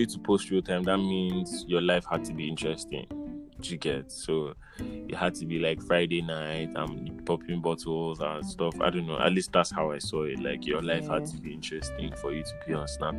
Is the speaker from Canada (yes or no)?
no; Northern Nigeria, Nigeria; I grew up in a conservative northern family in Nigeria